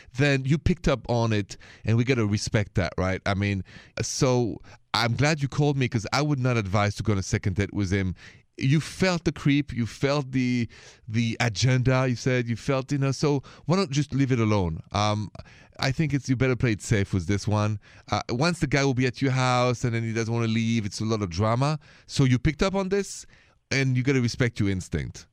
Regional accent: France; accent: French; my accent is French.

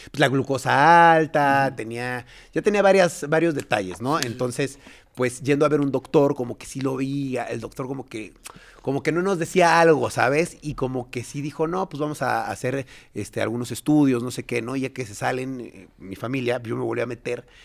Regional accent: Mexico; Sí, sí, sí, pero yo sí soy nacido mexicano, todo mexicano.

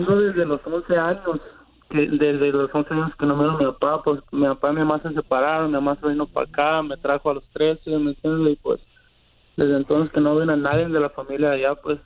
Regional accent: Guasave, Sinaloa, Mexico; yo soy de, de Wasabi, Sinaloa

